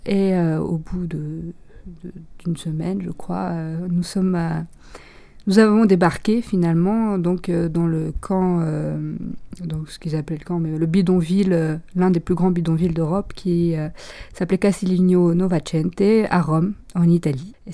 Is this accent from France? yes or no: no; Romania; moved away; je suis tigane et je le reste. Ma famille et moi, nous sommes partis de Roumanie parce que les conditions de vie devenaient difficiles. Mes parents avaient perdu leur emploi.